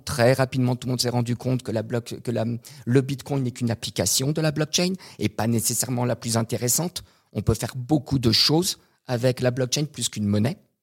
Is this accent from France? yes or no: no; Canada; moved away; also born or lived in Montreal / Quebec / United States; je suis canadien